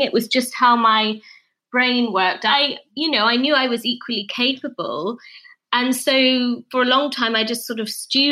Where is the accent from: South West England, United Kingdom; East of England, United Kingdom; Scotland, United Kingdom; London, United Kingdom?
Scotland, United Kingdom; where I was brought up in Scotland.